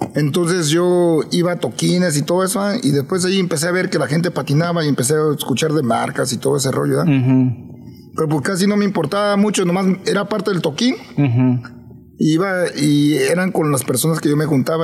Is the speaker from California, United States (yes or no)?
yes; Los Angeles, California, United States; yo crecí en Los Ángeles